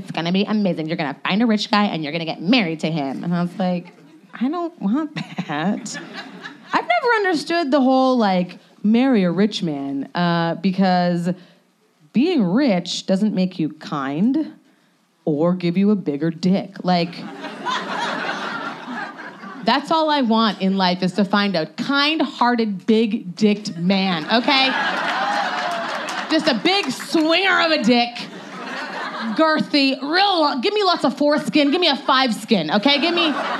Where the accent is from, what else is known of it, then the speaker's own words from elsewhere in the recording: Canada; now in Los Angeles, United States; I came from Canada, and everyone's like, oh my God, LA.